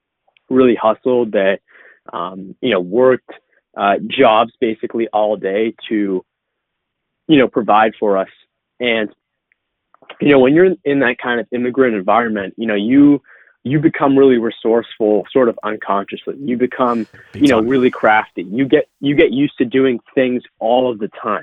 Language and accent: English; Boston, Massachusetts, United States; I was born in 1997 in Boston on the East Coast of the United States